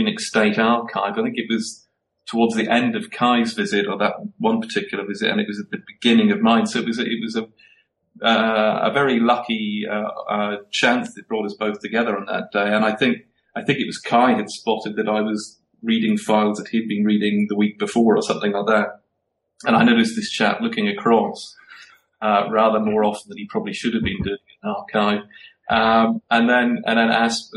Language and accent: English; Belfast, Northern Ireland, United Kingdom; moved away as an adult; also born or lived in Cambridge; now in Berlin, Germany; I was brought up in Belfast, and I went to school in Belfast